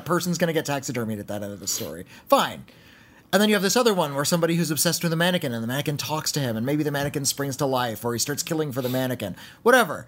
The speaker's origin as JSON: {"language": "English", "country": "United States", "said": "I'm American"}